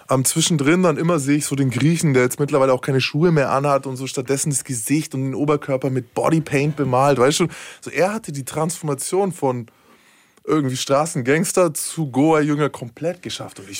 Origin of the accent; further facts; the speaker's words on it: Berlin, Germany; Als Berliner weiß das auf jeden Fall.